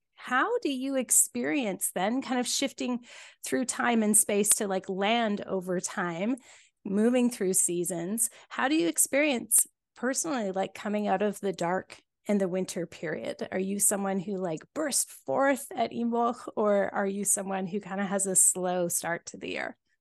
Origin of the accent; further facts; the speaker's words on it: Cobble Hill, British Columbia, Canada; my grandma's house where I grew up here on Vancouver Island when I was just a little wee kid, you know, my, my first five years